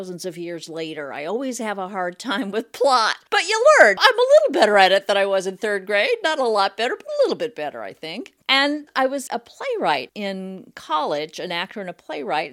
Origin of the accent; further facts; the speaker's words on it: California, United States; also born or lived in Washington, D.C.; as a Californian